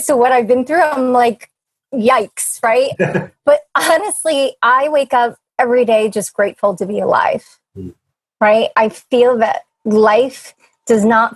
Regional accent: New England, United States; moved away as an adult; we're from New England

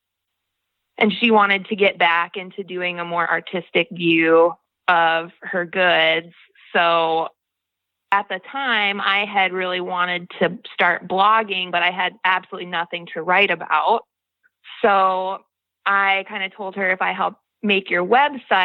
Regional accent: Joliet, Illinois, United States; moved away as an adult; now in Wellman, United States; I was born in Illinois, in the south suburbs of Chicago, Joliet

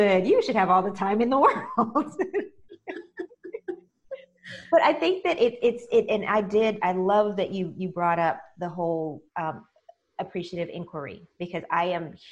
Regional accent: United States; I'm African American

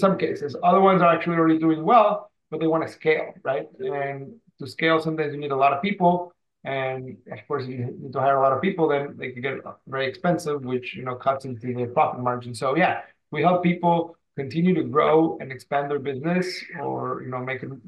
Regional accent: Mexico City, Mexico; now in San Diego, United States; I am currently located in San Diego. I've been here for quite a few years. I'm originally from Mexico City

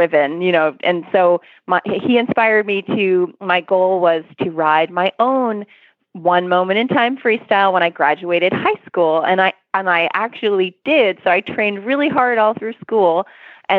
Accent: Maine, United States; now in Florida, United States; I live in Florida now, but I grew up in Maine

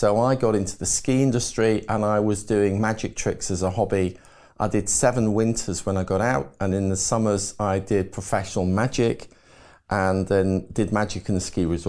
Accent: Liverpool, North West England, United Kingdom; born there; So I was born in Liverpool. My dad worked in the Cavern Club at the time as a road manager for the ….

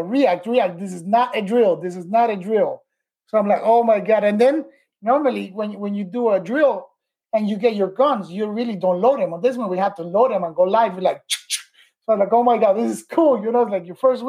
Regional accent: Miami, Florida, United States; I came back to Miami, where I was raised in Miami

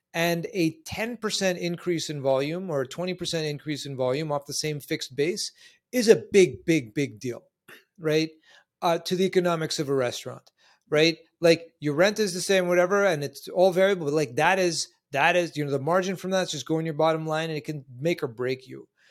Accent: New York City, New York, United States; I live in the two one two. I'm from Manhattan.

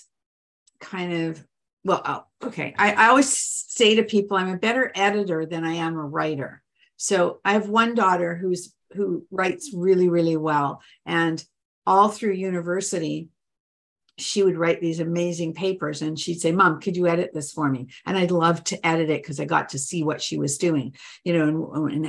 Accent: Canada; I'm Canadian

